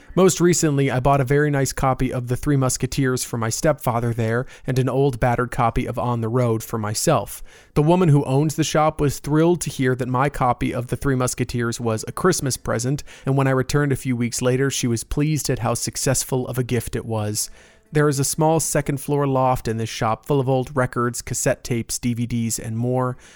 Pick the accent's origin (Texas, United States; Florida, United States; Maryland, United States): Florida, United States; Winter Park; my hometown shop. It's nestled on the north end of Park Avenue in Winter Park, right where I went to college.